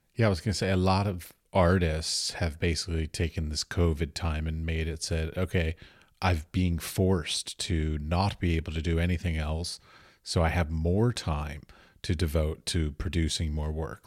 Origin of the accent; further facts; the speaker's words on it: United States; moved away as an adult; now in Europe; I was raised in America and I moved away